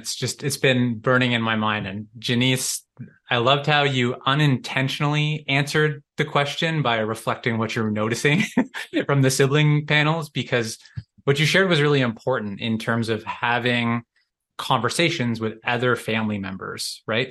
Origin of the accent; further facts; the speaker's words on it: Canada; I'm from Canada